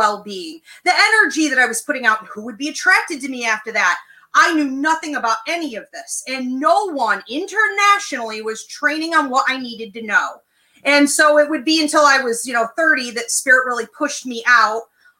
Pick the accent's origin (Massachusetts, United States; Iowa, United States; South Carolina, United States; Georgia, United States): Georgia, United States; born there; Like I was born in Georgia and then I've spent my life moving around.